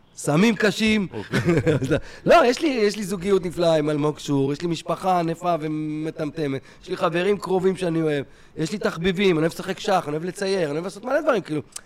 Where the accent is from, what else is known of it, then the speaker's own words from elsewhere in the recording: Kfar Saba, Central District, Israel; גדלתי בשכונה טובה בכפר סבא